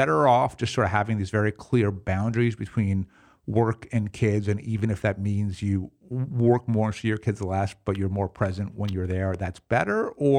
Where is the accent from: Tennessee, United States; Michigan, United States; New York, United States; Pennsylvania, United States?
New York, United States; New York City; especially as like a New Yorker, I think my preferred mode would be like, you know, maximum efficiency, you know, leave me alone.